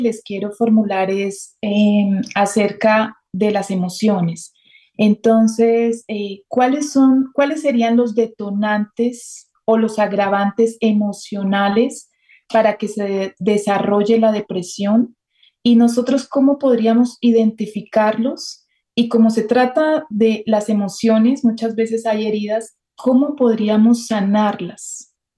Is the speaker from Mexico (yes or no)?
no; Colombia; soy de Colombia.